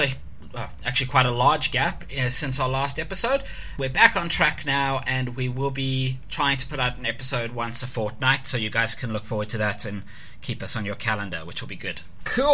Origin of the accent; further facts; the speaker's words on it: South Africa; being South African